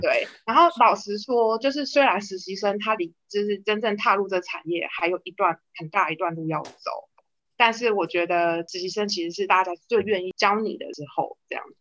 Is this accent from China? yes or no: no; Taiwan; moved away; also born or lived in United Kingdom; 我是土生土长的台湾人，但是，呃，我其实在台湾我只有念，就是念书念，就是服装设计